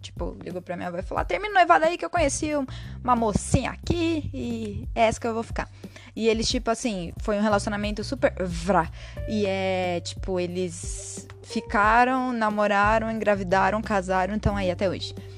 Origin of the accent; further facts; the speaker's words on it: Monte Alegre do Sul, São Paulo, Brazil; also born or lived in São Bernardo do Campo; now in Amparo, Brazil; eu saí de São Paulo e vim morar em Amparo, que é a cidade que fica ao lado da cidade onde eu cresci, que foi Monte Alegre do Sul